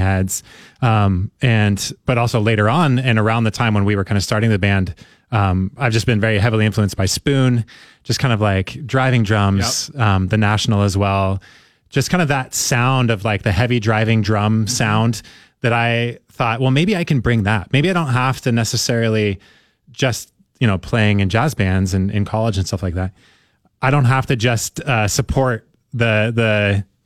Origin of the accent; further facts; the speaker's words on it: Oregon City, Oregon, United States; I grew up in Oregon City.